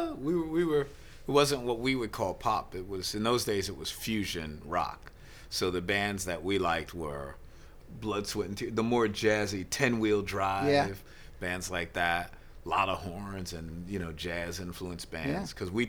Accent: New York City, New York, United States; I was born in the Village. Most of those people sort of moved there, but my whole life, I went to school at PS 41 on 11th Street between 6th and 7th Avenue.

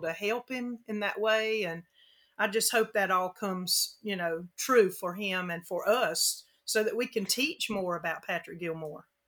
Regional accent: Frankfurt, Hesse, Germany; moved away; I was born in Germany, in Frankfurt

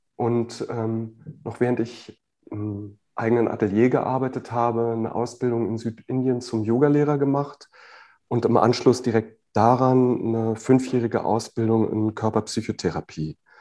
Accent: Berlin, Germany; moved away as an adult; also born or lived in near Freiburg; Ich bin in Westberlin geboren, das heißt wirklich von, von der Mauer ähm, und auf allen Seiten äh, eingerahmt. Und äh, bis zu meinem 20. Lebensjahr habe ich sehr gerne hier gelebt

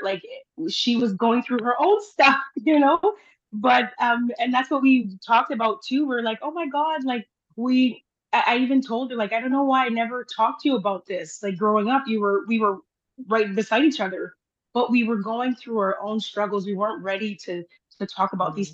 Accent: Timmins, Ontario, Canada; also born or lived in Haiti; I live in Timmins, Ontario

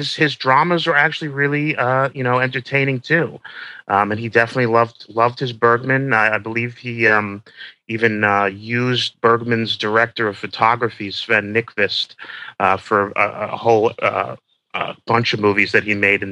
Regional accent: New York City, New York, United States; I'm Jewish. I grew up in the Upper West Side.

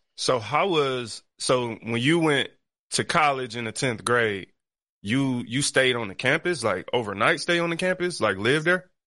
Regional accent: Detroit, Michigan, United States; I grew up on the east side of Detroit.

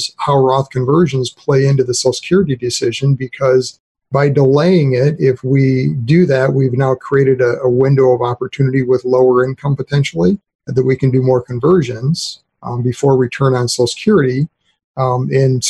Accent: Frankfort, Michigan, United States; I grew up in northern Michigan

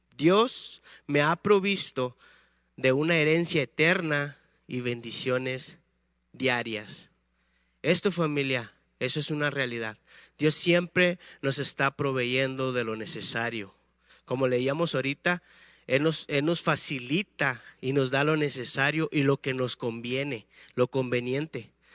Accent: Tamaulipas, Mexico; moved away as an adult; now in León, Mexico; somos de Tamaulipas, del estado de Tamaulipas

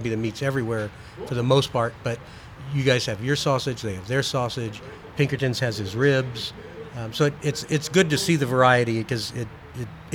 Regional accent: Austin, Texas, United States; I grew up in Austin

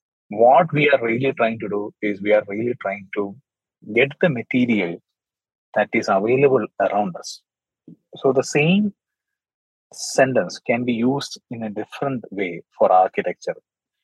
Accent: Dubai, United Arab Emirates; I was born in Dubai and I was raised as a particular city child.

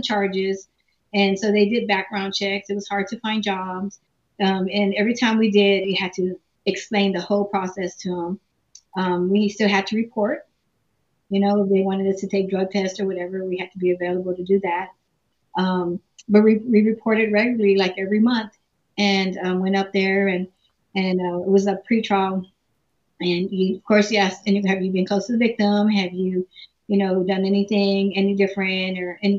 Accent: San Antonio, Texas, United States; I was born and raised in San Antonio, Texas.

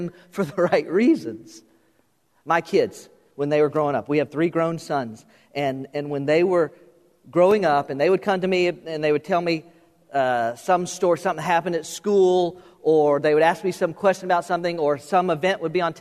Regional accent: South Florida, United States; I was born and raised in South Florida

